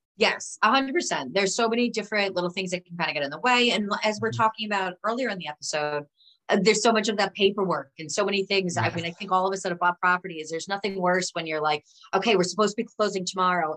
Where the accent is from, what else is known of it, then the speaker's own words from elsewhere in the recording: New York, United States; as a New Yorker